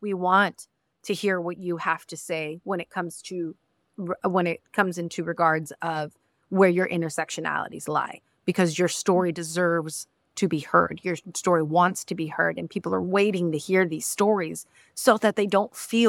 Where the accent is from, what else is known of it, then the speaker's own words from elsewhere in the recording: Mexico; I am not Dominican. I am not Colombian. I am not. I am a Mexican. I come from Mexico.